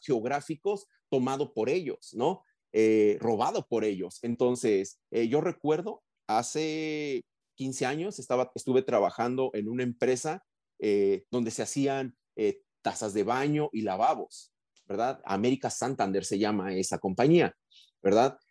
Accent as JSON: {"language": "Spanish", "region": "Mexico City", "country": "Mexico", "tie": "born or raised there", "also_born_or_lived": "Arizona", "moved": "yes", "said": "soy un, hombre migrante, ¿verdad? Vengo de la Ciudad de México, de una ciudad donde eh, en vez de nubes blancas tenemos una nube de smog muy oscura, ¿verdad? Entonces, y así crecí"}